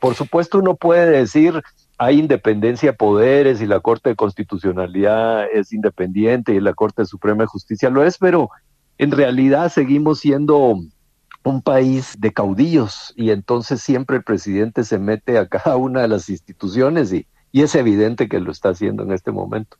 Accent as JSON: {"language": "Spanish", "country": "Guatemala", "said": "acreditarnos como periodistas guatemaltecos"}